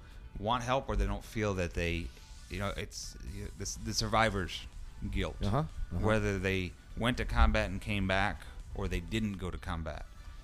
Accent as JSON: {"language": "English", "region": "New York", "country": "United States", "said": "I'm from New York."}